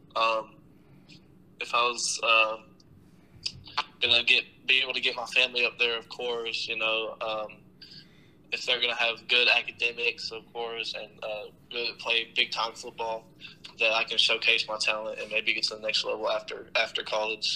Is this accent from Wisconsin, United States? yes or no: no; Tennessee, United States; I grew up in Tennessee